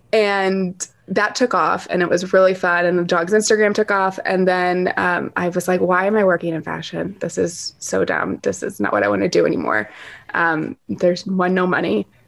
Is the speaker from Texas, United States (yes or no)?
yes; Dallas, Texas, United States; born or raised there; now in New York, United States